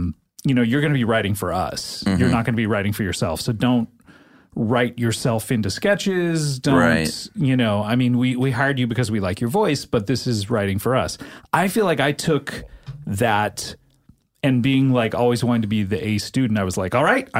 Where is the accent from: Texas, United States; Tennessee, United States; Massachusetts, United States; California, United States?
California, United States; also born or lived in Savannah, Georgia; I was born in Georgia, but moved to California.